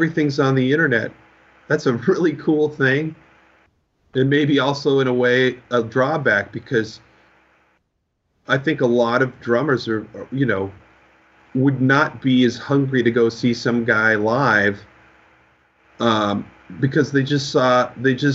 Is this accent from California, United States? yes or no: yes; California, United States; growing up in California.